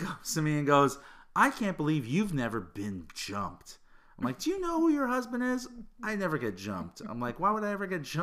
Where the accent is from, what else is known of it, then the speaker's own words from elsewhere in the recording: Hamilton, Ontario, Canada; I'm from Hamilton